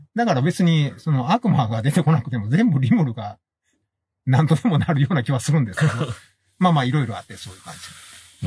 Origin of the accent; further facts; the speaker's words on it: Kansai, Japan; 俺ら関西人